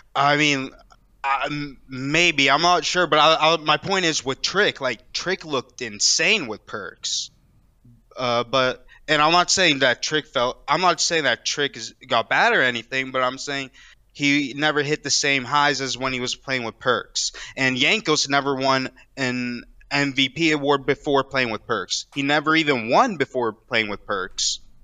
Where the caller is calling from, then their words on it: Daytona Beach, Florida, United States; I'm calling from Daytona Beach, Florida